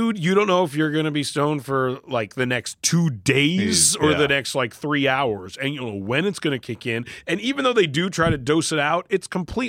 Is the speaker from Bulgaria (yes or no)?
no; Vancouver, British Columbia, Canada; moved away; Well, I grew up in Vancouver, where it is like a huge Asian population of all sorts.